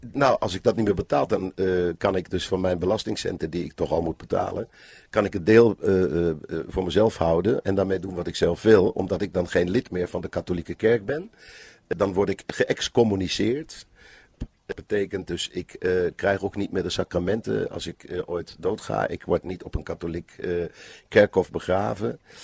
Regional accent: Bensberg, North Rhine-Westphalia, Germany; Dutch is a second language; moved away; in Bensberg, waar ik vandaan kom

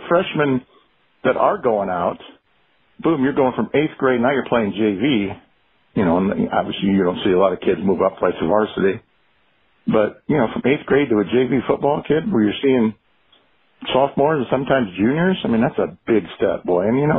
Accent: Plymouth, Indiana, United States; I'm from Plymouth.

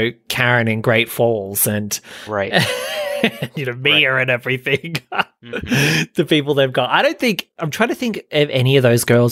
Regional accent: New South Wales, Australia; now in Sydney, Australia; I'm Australian

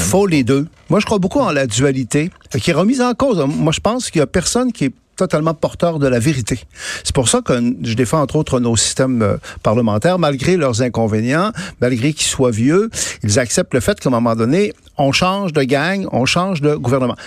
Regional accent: Canada

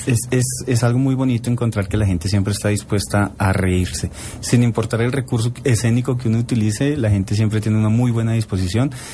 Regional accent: Bogotá, Colombia; yo nací en Bogotá, el 20 de marzo del 77

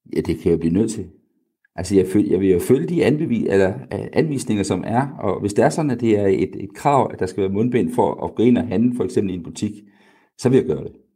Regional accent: Denmark; vi er som, som danskere

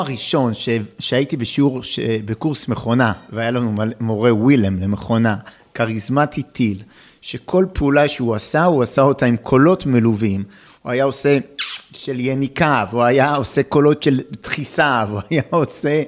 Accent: Israel; also born or lived in Netherlands

